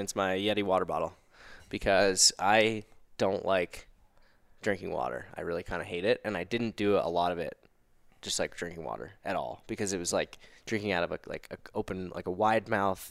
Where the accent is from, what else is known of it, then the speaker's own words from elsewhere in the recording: Mount Laurel, New Jersey, United States; also born or lived in New York City; now in Denver, United States; I'm from Mount Laurel, New Jersey, South Jersey, near Philadelphia. And I live in Denver, Colorado now